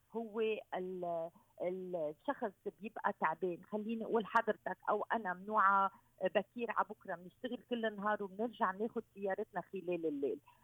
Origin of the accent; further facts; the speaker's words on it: Lebanon; عندنا بلبنان